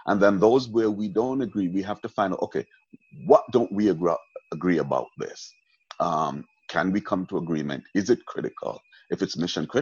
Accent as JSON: {"language": "English", "country": "Jamaica", "tie": "born or raised there", "moved": "yes", "said": "I was born in Jamaica, I was raised in Jamaica, spent most of my life out of Jamaica, but I'm still a Jamaican at heart."}